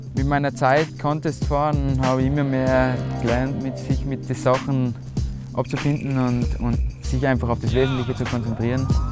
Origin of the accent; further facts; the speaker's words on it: Mayrhofen, Tyrol, Austria; ich bin aus Meierhofen, schön im Zillertal.